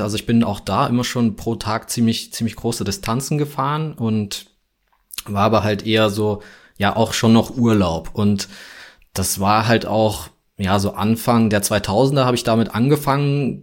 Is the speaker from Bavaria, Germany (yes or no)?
no; Frankfurt, Hesse, Germany; ich komme ja aus Deutschland, aus Frankfurt